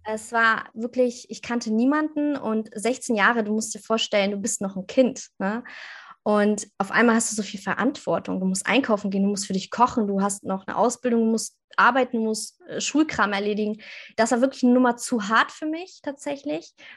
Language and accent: German; near Hanover, Lower Saxony, Germany; ich komme aus der Nähe von Hannover.